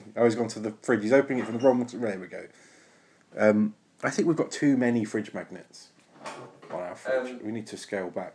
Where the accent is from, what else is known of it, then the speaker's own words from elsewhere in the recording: Basildon, East of England, United Kingdom; I'm from Basildon